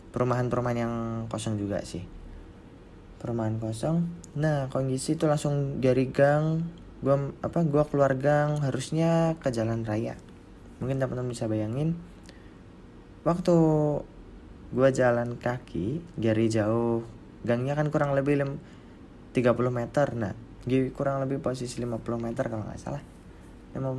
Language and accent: Indonesian; Banjarnegara, Central Java, Indonesia; di kampung gua kampung gua di Banjarnegara sana uh, apa agak lorong-lorong tuh ya kayak gang-gang gitu di sebelah rumah maupun di daerah pedesaan